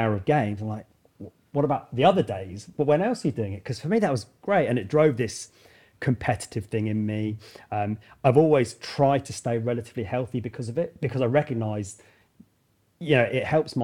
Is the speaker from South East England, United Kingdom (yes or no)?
yes; Woking, South East England, United Kingdom; also born or lived in Camberley; I grew up in Woking in Surrey and haven't really moved too far from there